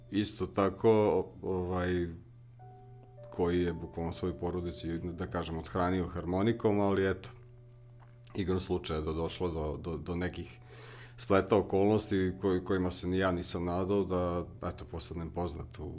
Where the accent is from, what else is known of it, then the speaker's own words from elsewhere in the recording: Rakovac, Vojvodina, Serbia; dolazim iz, tu sam komšija, iz Rakovca, malo fruškogorsko mesto, na, na, na padina Fruške gore